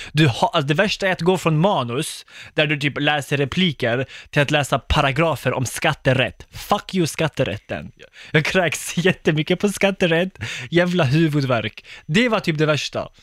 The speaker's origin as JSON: {"language": "Swedish", "region": "Skåne", "country": "Sweden", "moved": "as an adult", "lives_now": "Gothenburg, Sweden", "said": "jag är inte från Stockholm, jag är från Skåne egentligen. Jag bor i Göteborg"}